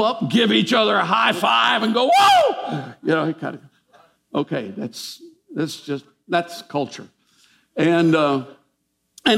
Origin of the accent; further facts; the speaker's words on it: United States; we're American Christians.